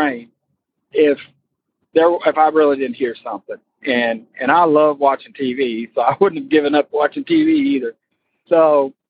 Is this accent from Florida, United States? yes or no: yes; Florida, United States; born or raised there; moved away as an adult; now in Kentucky, United States